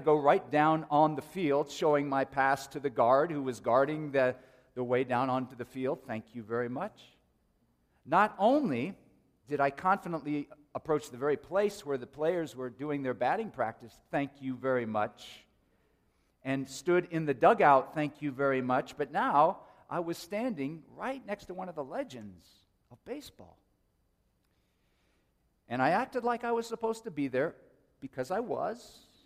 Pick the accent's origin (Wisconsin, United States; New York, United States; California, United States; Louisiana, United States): California, United States; Oakland; When I was a teenager growing up in the Oakland, San Francisco Bay Area